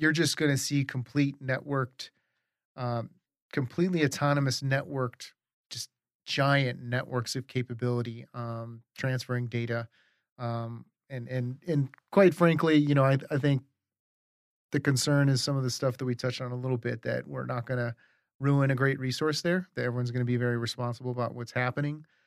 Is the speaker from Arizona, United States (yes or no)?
yes; Arizona, United States; also born or lived in New York; now in Colorado, United States; we grew up in Arizona